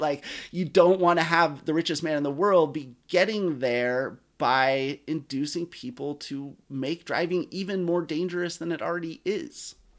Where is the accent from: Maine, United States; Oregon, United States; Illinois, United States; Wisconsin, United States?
Oregon, United States; Eugene; I grew up in Eugene, Oregon, where you definitely don't, don't need a car